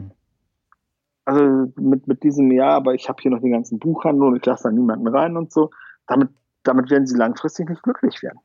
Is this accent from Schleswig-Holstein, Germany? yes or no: yes; Pansdorf, Schleswig-Holstein, Germany; moved away; ich bin in Panzdorf aufgewachsen, das ist 16 Kilometer von Lübeck